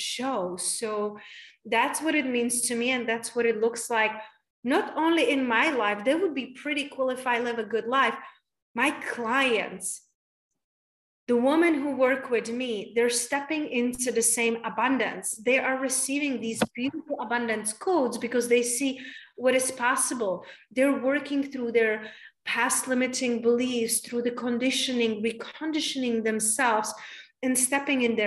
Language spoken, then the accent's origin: English; Czechia; also born or lived in London / Spain / United States; now in Tulum, Mexico; I moved from Czech Republic, and I live in London, and I live in Spain, and then I live in the United States for 11 years